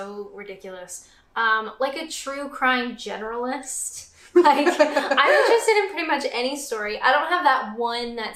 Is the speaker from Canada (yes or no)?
yes; Canada; I'm Canadian.